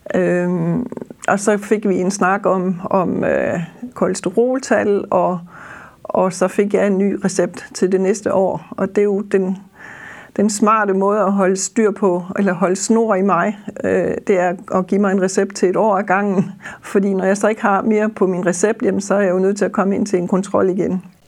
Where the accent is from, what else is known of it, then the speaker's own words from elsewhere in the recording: Funen, Southern Denmark, Denmark; accent: Funen dialect (Fynbo); som man sikkert også vil kunne høre på dialekten, så er jeg Fynbo og bor på Vestfyn